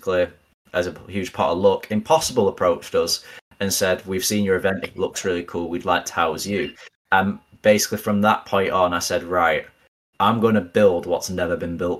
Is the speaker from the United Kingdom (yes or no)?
yes; Manchester, North West England, United Kingdom; I'm a Mancunian through and through, and I'm super proud. I love my city.